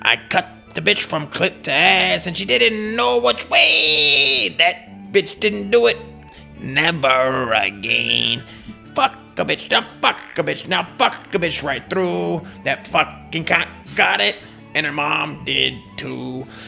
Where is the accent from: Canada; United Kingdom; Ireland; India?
Ireland; You know, what? I'm Irish. You can't make fun of Irish. I'm Irish.